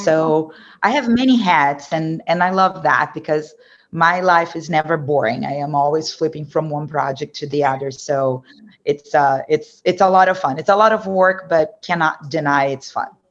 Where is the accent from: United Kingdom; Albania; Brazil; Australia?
Brazil; English is a second language; moved away as an adult; also born or lived in São Paulo, Brazil / Dallas, United States / New York, United States; now in United States; I was born and raised in Brazil